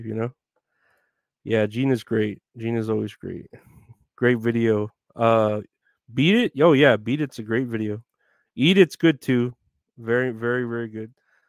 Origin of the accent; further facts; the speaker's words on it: Texas, United States; Retro Horror Inc. Yeah, we're both here from Texas.